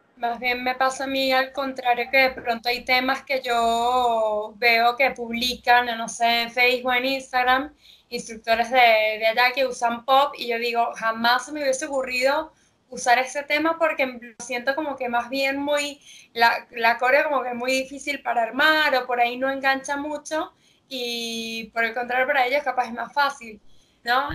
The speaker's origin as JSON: {"language": "Spanish", "country": "Venezuela", "moved": "yes", "lives_now": "Argentina", "said": "yo soy de Venezuela y cuando me mudé aquí a Argentina"}